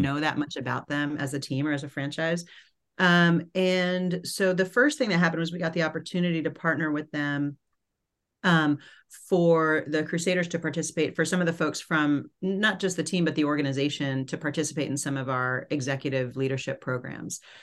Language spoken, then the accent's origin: English; New York City, New York, United States; I grew up in New York City in Manhattan